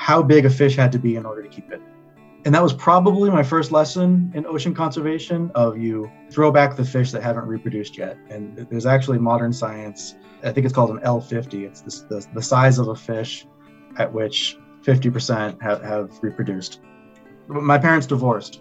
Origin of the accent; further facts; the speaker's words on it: Northern Mariana Islands; also born or lived in Guam; I'm Chamorro. I'm from the Northern Mariana Islands. I was born on the island of Guam